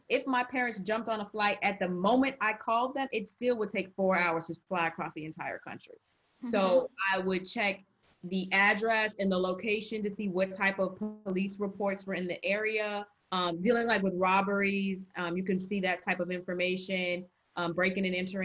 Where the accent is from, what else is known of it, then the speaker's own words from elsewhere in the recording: Arizona, United States; moved away as an adult; also born or lived in North Carolina; I went to college in North Carolina and I'm from Arizona